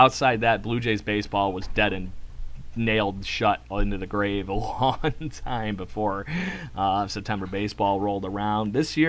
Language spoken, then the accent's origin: English; Buffalo, New York, United States; right here in my hometown for the Buffalo Bisons.